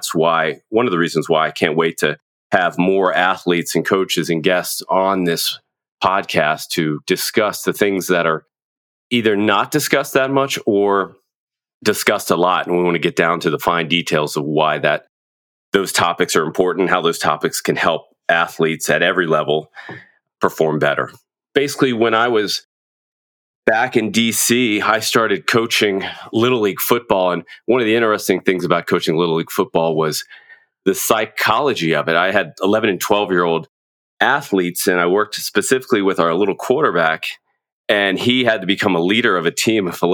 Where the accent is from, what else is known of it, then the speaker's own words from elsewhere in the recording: Virginia area around D.C., United States; also born or lived in Washington, D.C.; I'm from Washington, D.C. I was born there. I grew up in the Virginia area around D.C.